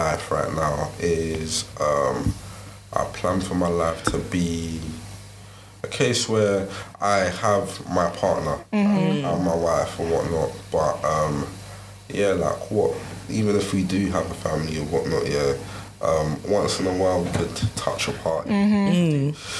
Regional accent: Nigeria; I'm a Nigerian

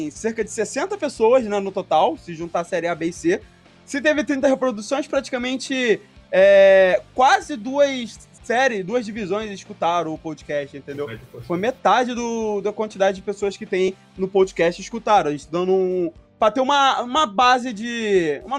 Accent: São João del-Rei, Minas Gerais, Brazil; É pertinho, eu sou de São João.

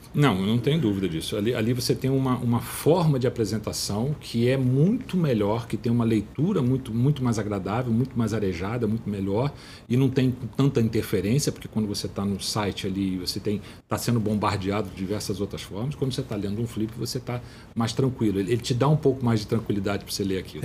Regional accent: Teresópolis, Rio de Janeiro, Brazil; moved away as an adult; now in Rio de Janeiro, Brazil; Teresópolis é, é, é um lugar que eu fui criado

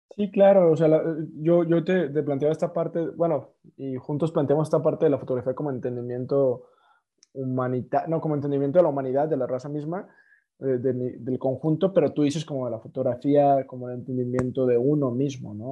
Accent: Mexico; nosotros como mexicanos

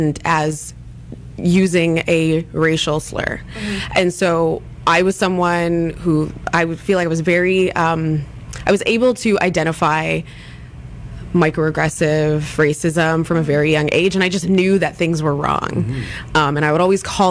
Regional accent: Ladner, British Columbia, Canada; as a child and as a teenager going to high school in my hometown

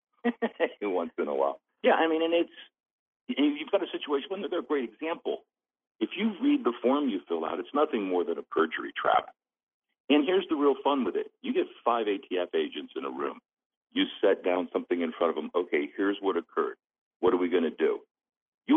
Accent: Miami, Florida, United States; I grew up in Miami

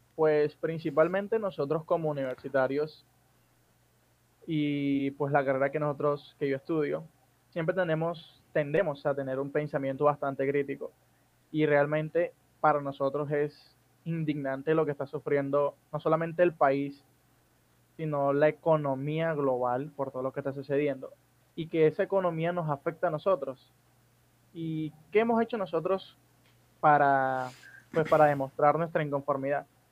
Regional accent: Barranquilla, Atlántico, Colombia; also born or lived in Soledad, Atlántico; yo soy de Barranquilla, la costa caribe, y actualmente vivo en el municipio de Soledad, que es aledaño aquí a Barranquilla.

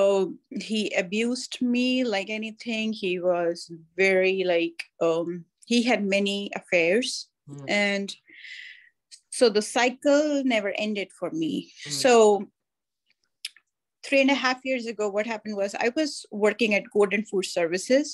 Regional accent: India; moved away as an adult; now in United States; I was born in India

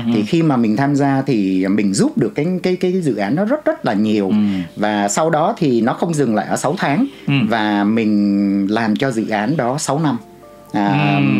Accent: Vietnam; moved away; also born or lived in Canada

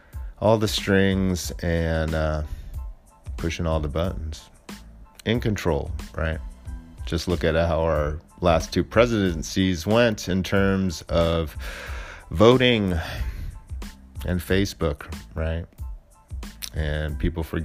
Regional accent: Alameda, California, United States; my hometown in Alameda

